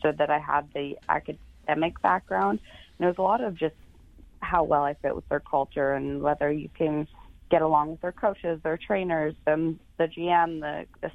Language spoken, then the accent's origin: English; Canada; moved away; I'm from Canada, so it's great being back in Canada.